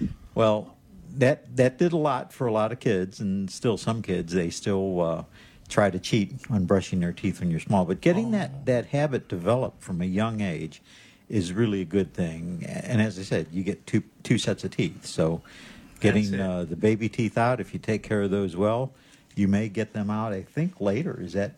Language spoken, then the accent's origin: English; Missouri, United States; But I'm from Missouri, so I'm going to have to see some studies on that and see if it's actually good or not